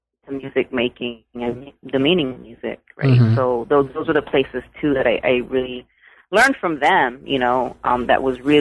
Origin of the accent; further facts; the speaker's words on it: San Antonio, Texas, United States; you know, I grew up in San Antonio, so … was everywhere, right?